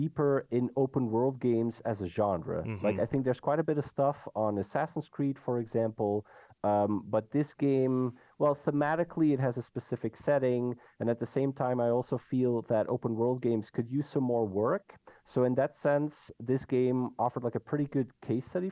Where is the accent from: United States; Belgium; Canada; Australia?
Belgium; now in Netherlands; I'm a Belgian person, I live and work in the Netherlands